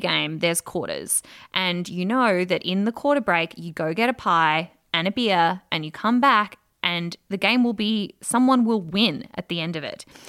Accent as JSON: {"language": "English", "country": "Australia", "said": "as an Australian"}